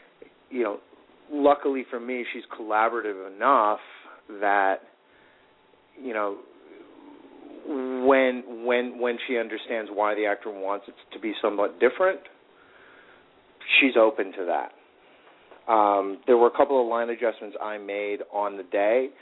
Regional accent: Chicago, Illinois, United States; now in Los Angeles, United States; I'm from Chicago

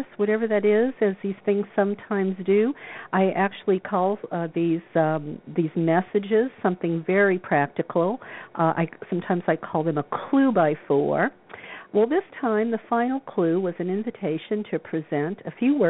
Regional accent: Louisiana, United States; that was life growing up in Louisiana

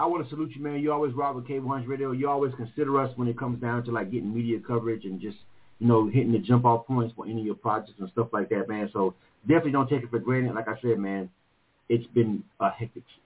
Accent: Panama City, Florida, United States; now in Atlanta, United States; I'm from Panama, uh, Florida

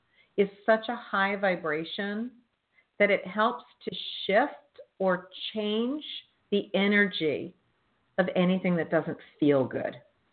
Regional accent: Northeast, United States; Well, I'm from the Northeast, so it's okay.

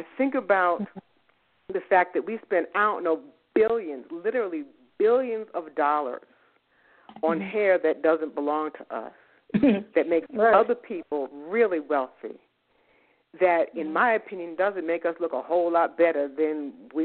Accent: New York City, New York, United States; moved away as an adult; also born or lived in Boston / the American South; I'm from the Bronx. I'm from New York. And I grew up there

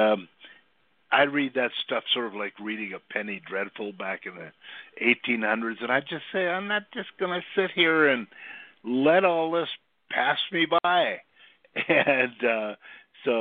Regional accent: Midwest, United States; moved away; also born or lived in Minnesota / South Dakota / California; I grew up in the Midwest in two places pretty much. One in a small town in Minnesota, and the other was with my grandparents on a small, pretty tough little farm in South Dakota

